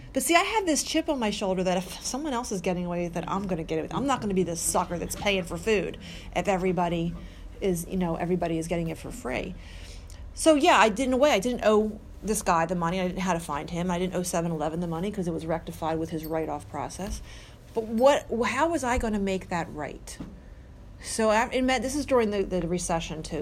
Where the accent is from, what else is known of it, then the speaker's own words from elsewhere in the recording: Mount Laurel, New Jersey, United States; now in Mount Holly, United States; I grew up in Mount Laurel, I live in Mount Holly